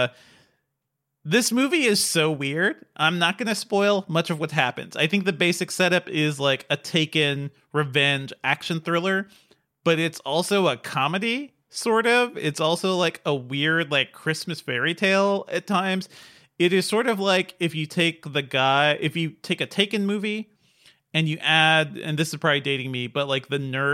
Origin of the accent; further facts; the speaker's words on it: New England, United States; moved away; growing up in New England